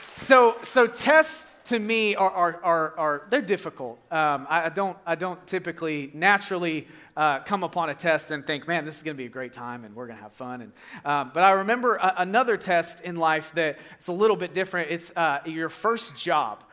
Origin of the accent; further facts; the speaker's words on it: Arkansas, United States; I'm from Arkansas